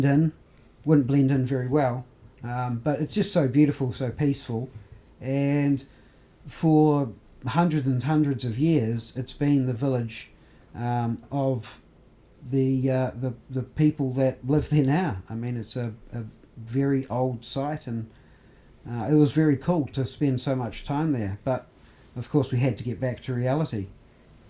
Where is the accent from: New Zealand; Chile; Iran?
New Zealand; we're from New Zealand